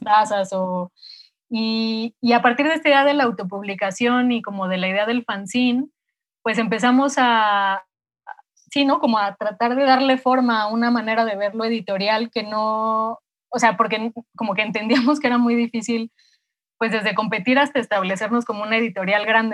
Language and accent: Spanish; Mexico City, Mexico; also born or lived in Morelia; nací en, en Morelia y me vine a los cinco años, cuatro o cinco años a vivir a la Ciudad de México, de donde son mis papás